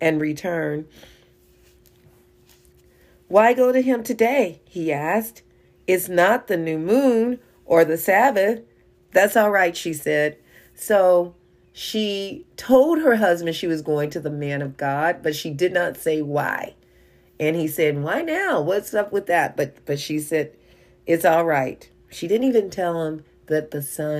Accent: Kansas City, United States; we're from Kansas City

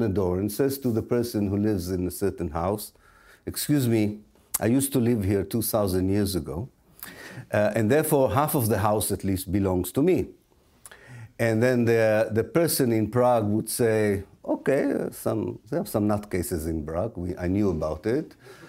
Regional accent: Israel; Because I was educated in Israel, because I was born in Israel and I went through the Israeli educational system

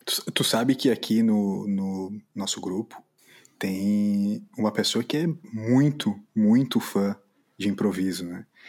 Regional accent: Brazil; a gente, como brasileiro

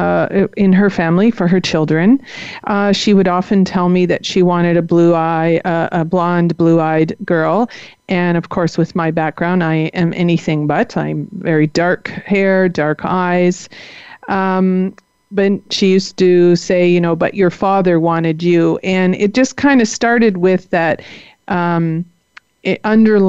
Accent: Toronto, Ontario, Canada; I was born in Toronto in 1962

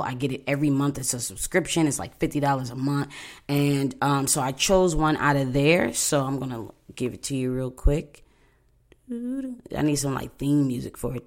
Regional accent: Buffalo, New York, United States; moved away; I'm from Buffalo, New York

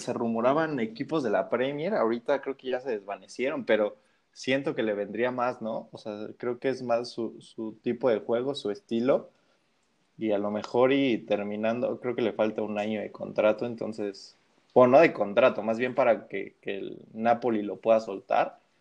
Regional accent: Mexico; desde mi perspectiva como mexicano

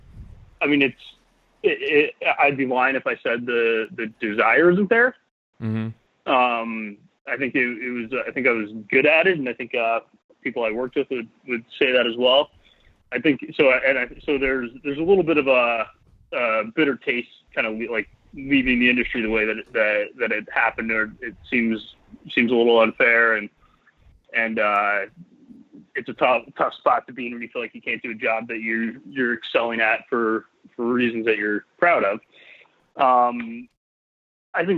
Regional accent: Tucson, Arizona, United States; also born or lived in Montreal, Canada; grew up in Tucson, Arizona.

